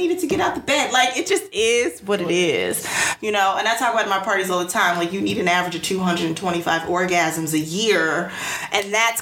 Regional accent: United States; I'm American

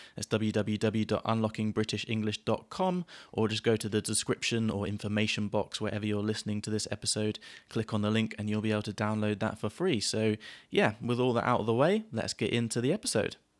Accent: Gosport, South East England, United Kingdom; moved away; growing up in Gosport

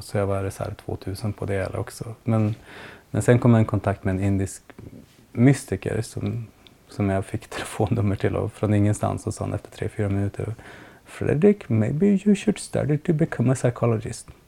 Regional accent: Piteå, Norrbotten County, Sweden; jag kommer från Piteå

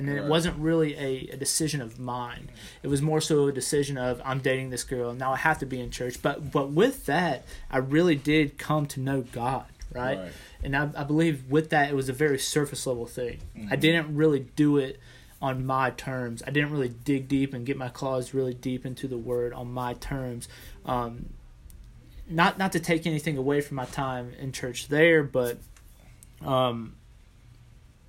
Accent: South Georgia, United States; also born or lived in Chicago, Illinois; I was born in Chicago and found myself in South Georgia due to my father's work in aviation

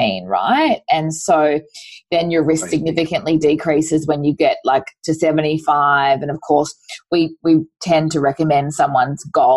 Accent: Queensland, Australia; moved away; I grew up in Queensland

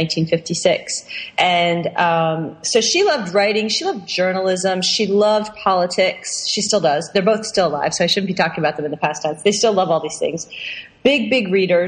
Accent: outside Philadelphia, Pennsylvania, United States; also born or lived in Boston / Newton, Massachusetts; I grew up outside Philadelphia. I was born in Boston and we lived there

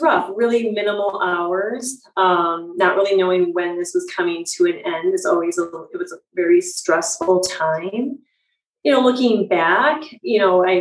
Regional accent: Michigan, United States; moved away as an adult; now in Chicago, United States; I'm from Michigan originally and came to Chicago for my schooling

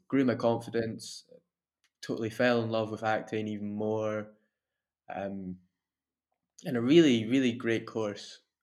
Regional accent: Dunfermline, Scotland, United Kingdom; also born or lived in Glasgow / Italy; now in Dundee, United Kingdom; I'm originally from Dunfermline

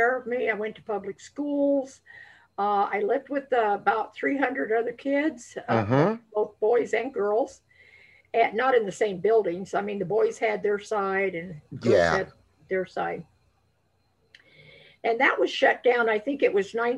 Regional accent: Colorado, United States; also born or lived in La Veta Pass, Colorado / Denver, Colorado; I was born, I'm a native of Colorado, and I was born in on La Vida Pass.

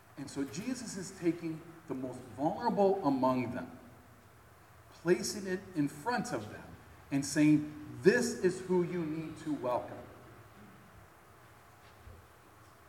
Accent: Chicago, Illinois, United States; my hometown area, Chicago

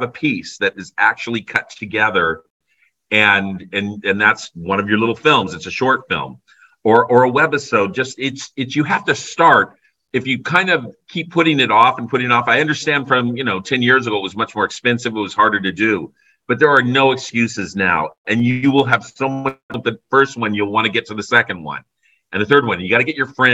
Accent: Burbank, California, United States; I grew up in Burbank, so over the hill was Hollywood

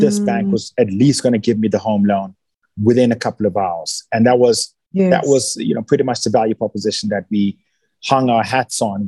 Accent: South Africa; also born or lived in Nigeria / Johannesburg; I've spent the last 30 plus years in South Africa. So I'm a South African citizen

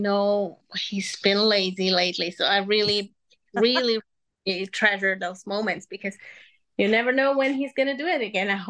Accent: Munich, Bavaria, Germany; first language Spanish and German; English is a second language; moved away as an adult; also born or lived in Peru (mother's origin); now in Texas, United States; I'm from Munich, Germany, born and raised. So my mom is from Peru. So I grew up speaking Spanish and German. And I moved here when I got married at 24 years old

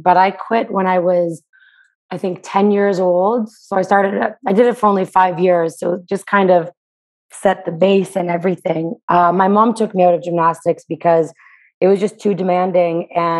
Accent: Toronto, Ontario, Canada; Toronto, Canada.

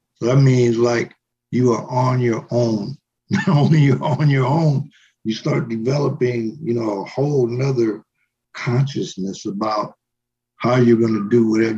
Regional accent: Los Angeles, California, United States; now in New Mexico, United States; where I came from, which is a place called Boyle Heights

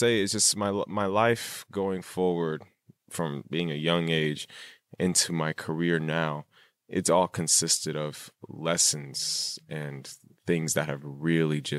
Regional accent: Rancho Cucamonga, California, United States; I grew up in Rancho Cucamonga in the suburbs

